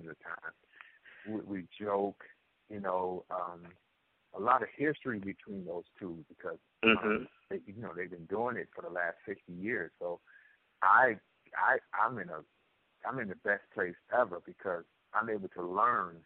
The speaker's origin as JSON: {"language": "English", "town": "Cleveland", "region": "Ohio", "country": "United States", "said": "I'm from Cleveland, Ohio"}